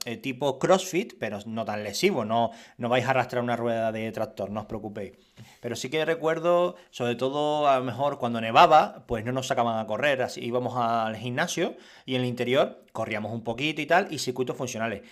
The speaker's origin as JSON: {"language": "Spanish", "region": "Canary Islands", "country": "Spain", "said": "Era canario y soy canario"}